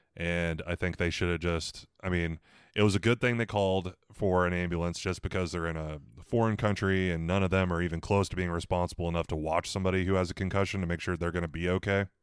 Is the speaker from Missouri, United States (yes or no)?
yes; Missouri, United States; I'm from Missouri.